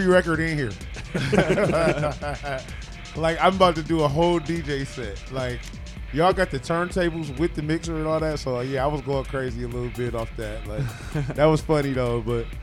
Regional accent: Detroit, Michigan, United States; I'm from Detroit

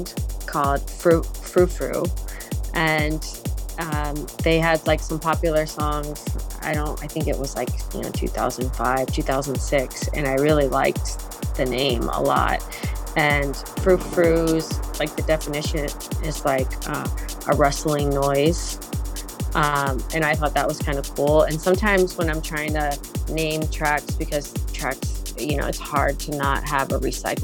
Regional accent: the South, United States; moved away as an adult; also born or lived in Florida / Texas; now in New York, United States; I'm from the South. I'm from Florida and Texas

